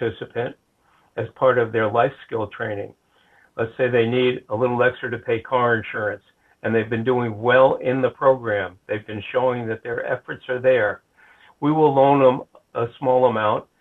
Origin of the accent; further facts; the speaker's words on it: White Plains, New York, United States; also born or lived in Rhode Island; now in Flagler County, United States; I grew up in New York, a place called White Plains, which was 25 miles north of New York City